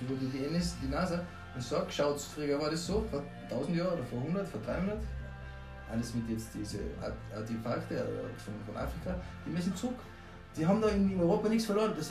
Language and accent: German; Austria; mehr als Österreicher, wenn wir stolz